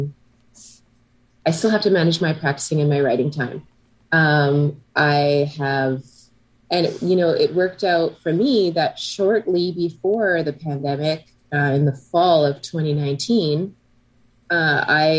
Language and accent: English; Canada; I'm Canadian